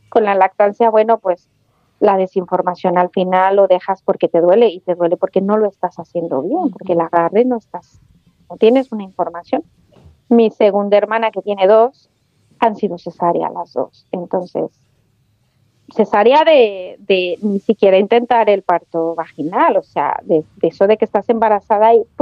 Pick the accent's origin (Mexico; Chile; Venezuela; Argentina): Chile; moved away as an adult; now in Spain; yo me vine de Chile a España y me traje mi trabajo de Chile